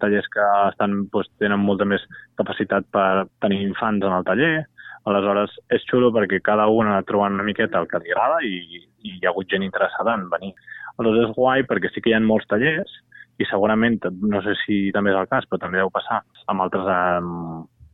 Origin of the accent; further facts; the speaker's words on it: Barcelona, Catalonia, Spain; jo sóc de Gràcia de sempre